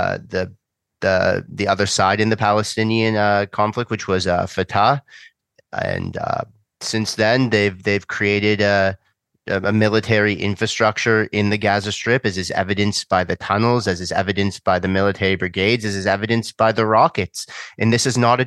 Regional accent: Canada; as a Canadian

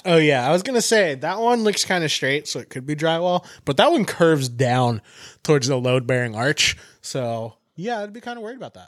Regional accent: San Diego, California, United States; I'm from San Diego. Like, we're in San Diego. I'm from San Diego. Like, I grew up with your brother

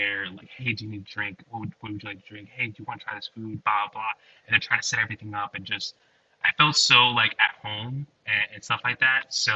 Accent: New Jersey, United States; I'm from Jersey

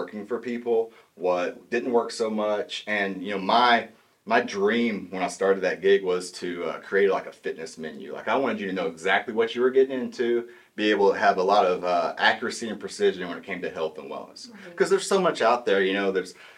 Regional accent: Talihina, Oklahoma, United States; moved away as an adult; now in Tahlequah, United States; I grew up in Tallahena, Oklahoma, which is about 2 hours south of here, southeast Oklahoma. So born and raised there.

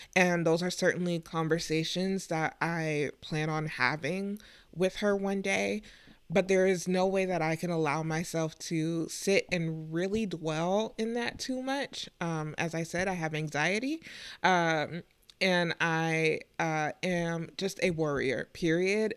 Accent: Texas, United States; moved away; growing up in Texas, um, originally

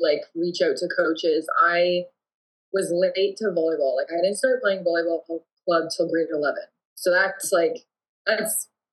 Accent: Woodstock, Ontario, Canada; moved away as an adult; also born or lived in Ingersoll, Ontario; now in Windsor, Canada; I'm not from Windsor, but I grew up in Woodstock, Ontario, and more so like Ingersoll, Woodstock, and called the Oxford County area

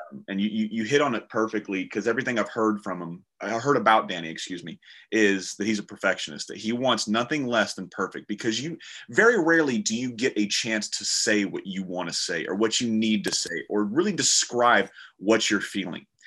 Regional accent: the South, United States; I'm from the South and this is what we do. We sit in a rocking chair, we sip sweet tea

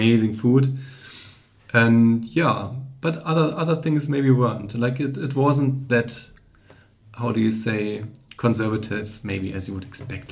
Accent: Germany; growing up in Germany or in Europe generally

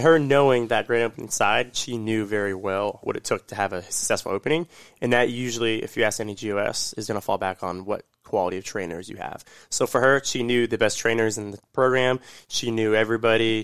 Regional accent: Orlando, Florida, United States; I'm from Orlando

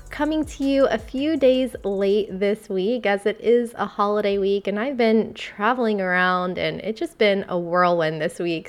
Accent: Vero Beach, Florida, United States; moved away as an adult; also born or lived in United Kingdom / Amsterdam; I've just gotten back to my hometown and my home state of Florida, a town called Vero Beach, Florida

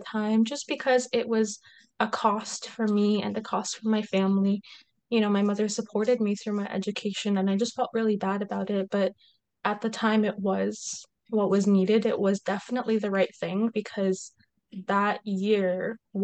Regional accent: Kuwait; moved away as an adult; I grew up in Kuwait. So I'm half Egyptian, half Kuwaiti, but born and raised in Kuwait.

